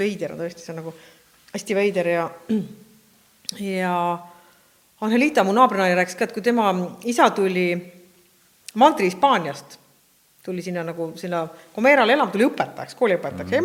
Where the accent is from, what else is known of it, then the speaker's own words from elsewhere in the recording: Estonia; me oleme Eestist